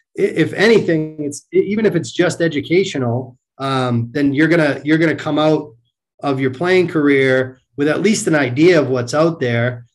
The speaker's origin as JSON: {"language": "English", "town": "Marlborough", "region": "Massachusetts", "country": "United States", "tie": "born or raised there", "said": "I grew up in central Massachusetts"}